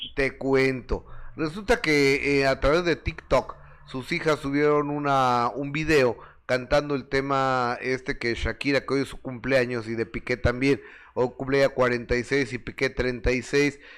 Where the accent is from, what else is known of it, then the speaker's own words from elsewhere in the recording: Mexico; yo soy mexicano